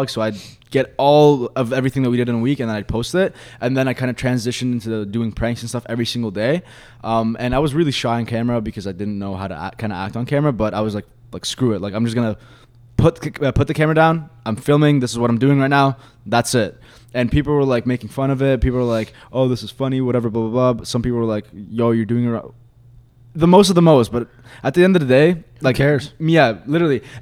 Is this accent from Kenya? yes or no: no; Egypt; Uh, I'm obviously from Egypt and stuff.